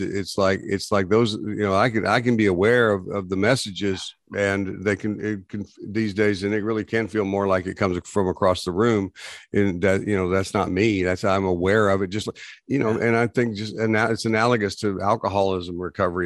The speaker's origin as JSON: {"language": "English", "region": "Texas", "country": "United States", "tie": "born or raised there", "said": "we grew up in Texas"}